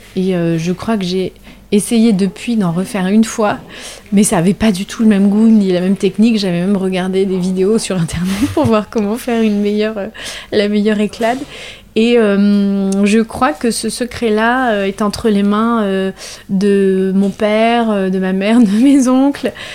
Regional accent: La Rochelle, Nouvelle-Aquitaine, France; Je suis originaire de La Rochelle, donc j'ai grandi à La Rochelle

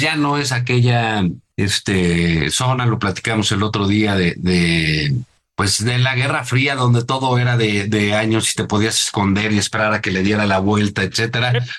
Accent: Mexico; como, como, como mexicanos

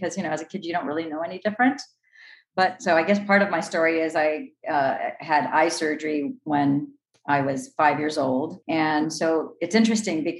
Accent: Los Angeles, California, United States; I was born in Los Angeles, California, the city of the angels

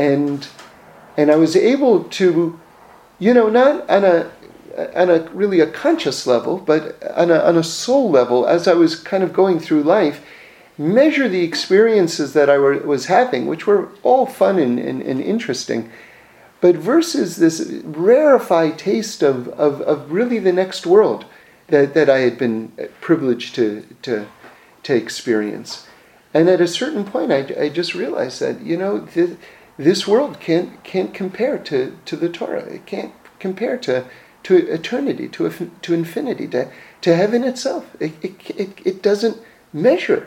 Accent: New York City, New York, United States; I grew up in New York City, so I grew up right in Manhattan in the middle of the city

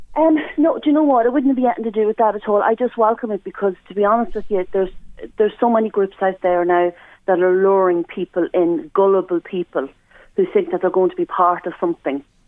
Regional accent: Ireland; me as an Irish person

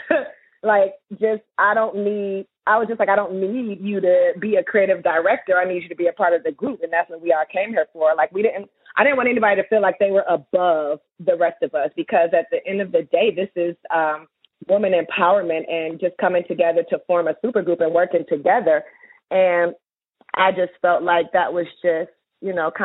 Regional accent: Atlanta, Georgia, United States; we're both from Atlanta

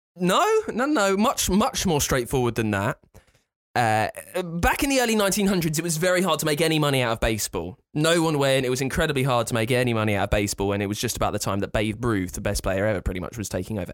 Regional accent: near Thorpe Park, South East England, United Kingdom; I grew up near Thorpe Park

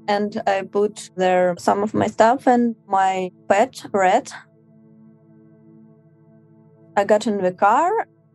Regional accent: Moscow, Russia; I'm 25 years old. I'm from Moscow.

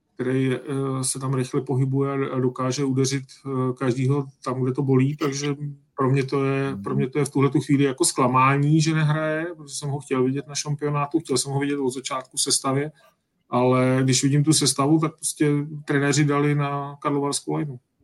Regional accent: Czechia; jsme Češi

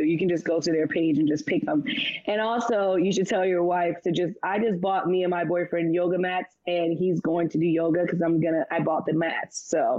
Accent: Roosevelt, New York, United States; now in Los Angeles, United States; I'm from Roosevelt, New York.

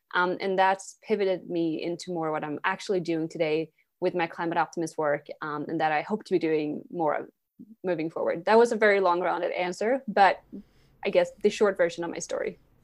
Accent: Sweden; English is a second language; moved away as an adult; now in New York City, United States; I'm born and raised in Sweden. I grew up there.

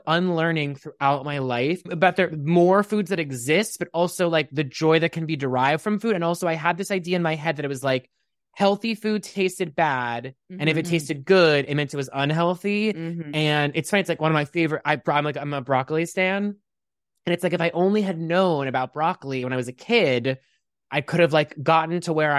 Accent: Pittsburgh, Pennsylvania, United States; I grew up in Pittsburgh, Pennsylvania.

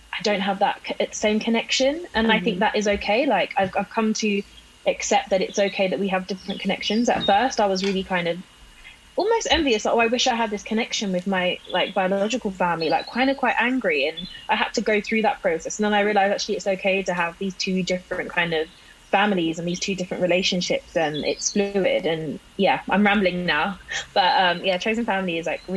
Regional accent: London, United Kingdom; I grew up in London, but my mum's family is all from like up north, like Newcastle, Sunderland

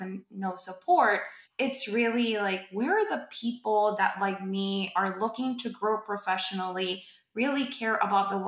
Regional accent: Puerto Rico; I am from Puerto Rico. I am Boricua

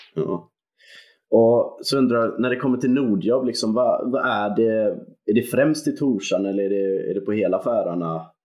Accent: Gothenburg, Västra Götaland, Sweden; som göteborgare

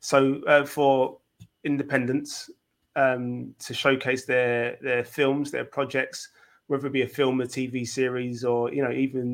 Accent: London, United Kingdom; I, as a Londoner

